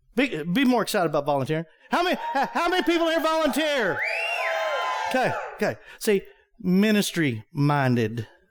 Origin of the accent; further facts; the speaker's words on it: Wichita Falls, Texas, United States; moved away; I was from Wichita Falls, Texas